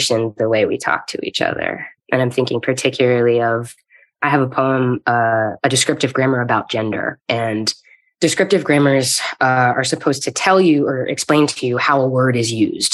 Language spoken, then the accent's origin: English; Eastern North Carolina, United States; I come from Eastern North Carolina, tobacco fields and cotton